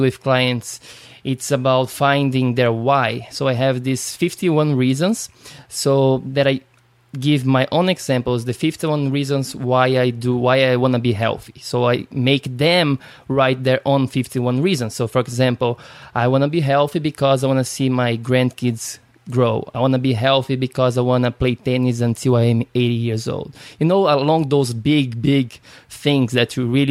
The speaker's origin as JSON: {"language": "English", "country": "Brazil", "second_language": "English", "said": "I'm from Brazil"}